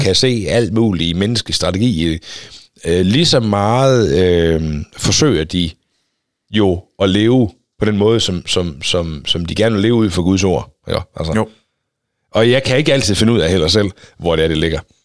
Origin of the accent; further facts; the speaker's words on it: Denmark